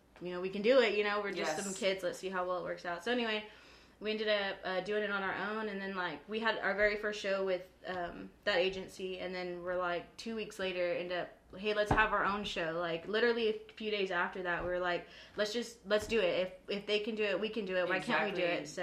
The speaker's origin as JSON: {"language": "English", "area": "Aransas", "region": "Texas", "country": "United States", "said": "I'm from Aransas"}